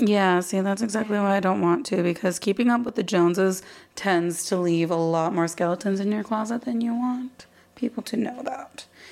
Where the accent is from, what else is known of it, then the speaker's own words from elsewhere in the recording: Arizona, United States; also born or lived in Texas; My parents moved us to Arizona, right, like when I was one or two or something like that but Arizona is where I've spent the last 27 years